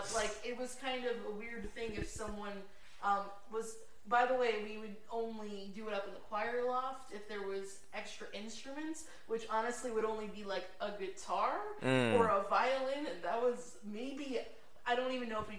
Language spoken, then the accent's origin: English; Pennsylvania, United States; moved away; I'm from Pennsylvania. Both our families were, Catholic